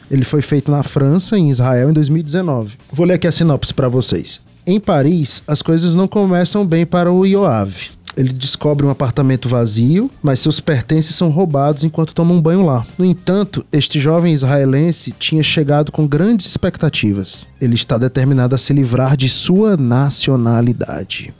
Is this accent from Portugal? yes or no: no; Northeast Brazil, Brazil; nós três somos nordestinos